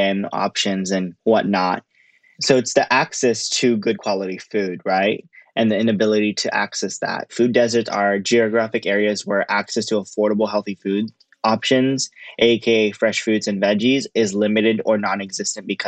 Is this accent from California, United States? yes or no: yes; Los Angeles, California, United States; I'm from South Central Los Angeles